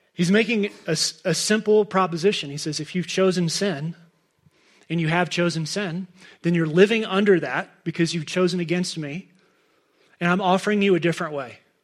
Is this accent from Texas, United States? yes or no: yes; Dallas, Texas, United States; moved away as an adult; now in Crested Butte, United States; we're both, both Claire and I are fourth generation Dallas people